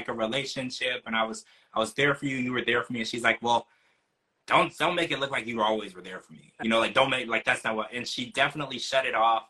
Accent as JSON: {"language": "English", "region": "Louisiana", "country": "United States", "tie": "born or raised there", "also_born_or_lived": "Ohio", "moved": "yes", "lives_now": "Florida, United States", "said": "I grew up in Louisiana, and I used to go horseback riding"}